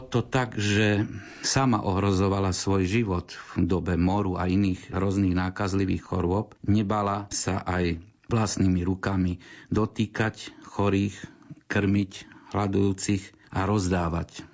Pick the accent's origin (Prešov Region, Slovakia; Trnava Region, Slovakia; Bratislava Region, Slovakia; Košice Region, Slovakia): Košice Region, Slovakia; Košice; my sme tu Košičania, ja som odtiaľ z Košic